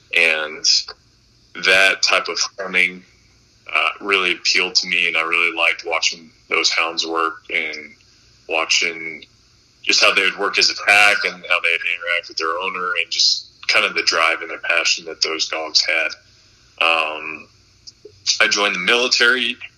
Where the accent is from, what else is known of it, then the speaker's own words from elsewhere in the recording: Montana, United States; I grew up in Montana hunting